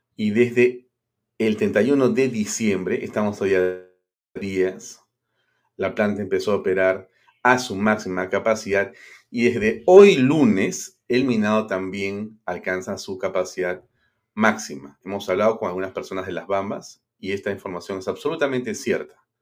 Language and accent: Spanish; Peru; como peruanos